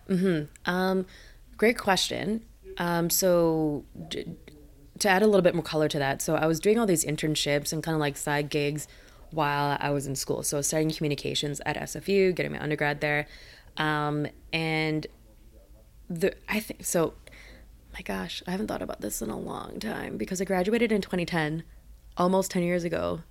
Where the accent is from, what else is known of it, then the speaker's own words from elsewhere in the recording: Richmond, British Columbia, Canada; also born or lived in Vancouver; I was actually born in Vancouver, um, for the first, like, few years of my life I lived there. I don't really remember 'cause you're a kid, right? Um, but my childhood really was in Richmond